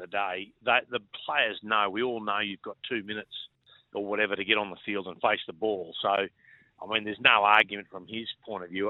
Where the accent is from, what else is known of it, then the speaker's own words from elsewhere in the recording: Innisfail, Queensland, Australia; also born or lived in Gordonvale / Cairns; now in Brisbane, Australia; born and bred in Innisfail